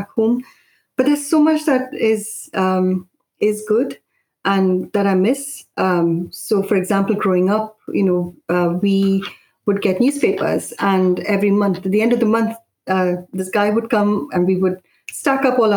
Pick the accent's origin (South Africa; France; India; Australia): India; Mumbai, Maharashtra; also born or lived in Indonesia / Kerala; now in United Kingdom; I grew up in Bombay